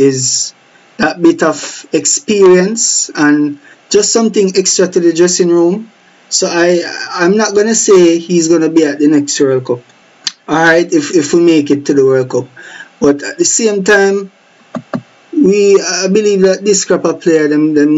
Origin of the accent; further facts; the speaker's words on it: Jamaica; us as the Jamaican public